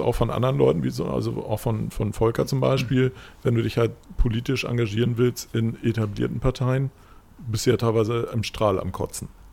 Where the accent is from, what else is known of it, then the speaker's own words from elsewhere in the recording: Germany; also born or lived in Hamburg; als Deutscher